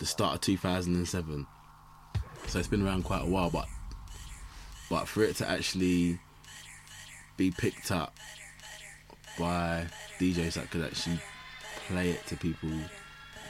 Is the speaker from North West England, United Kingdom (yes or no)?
no; London, United Kingdom; I'm from South London